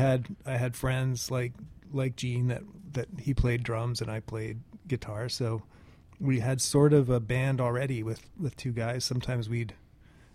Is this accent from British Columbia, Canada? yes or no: no; Hamilton, Ontario, Canada; I was born in Hamilton, in the West End, sort of back to the West End now, so I've gone full circle, but, near Westdale was where I was hanging out first